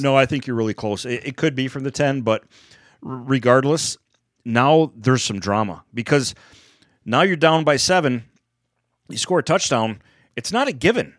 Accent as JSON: {"language": "English", "country": "United States", "said": "I'm just an American."}